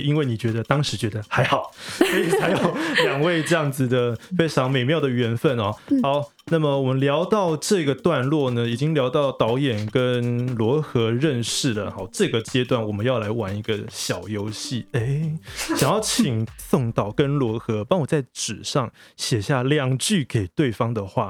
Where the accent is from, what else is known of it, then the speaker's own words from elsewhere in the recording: Taiwan; 我们台湾人其实也包含了各族的原住民啊，还有闽南人、客家人、台美混血等等